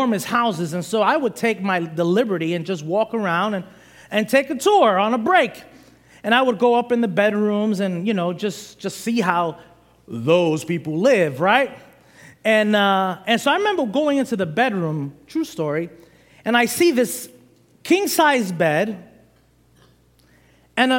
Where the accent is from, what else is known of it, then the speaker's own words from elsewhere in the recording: New York City, New York, United States; moved away; I'm originally from Brooklyn, New York